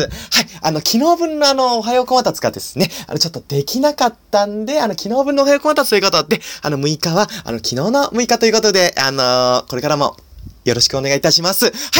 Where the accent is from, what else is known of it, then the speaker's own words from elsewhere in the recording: Nagano, Japan; now in Tokyo, Japan; 僕はですね、長野県出身で